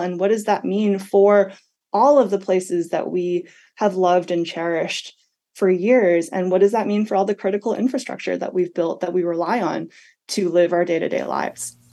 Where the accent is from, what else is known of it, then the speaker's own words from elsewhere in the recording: Massachusetts, United States; moved away; I'm from Massachusetts